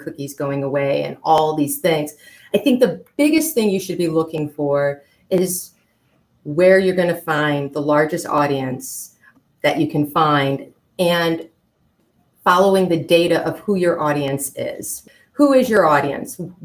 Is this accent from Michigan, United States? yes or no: yes; Flint, Michigan, United States; I come from Flint, Michigan, which was, home of GM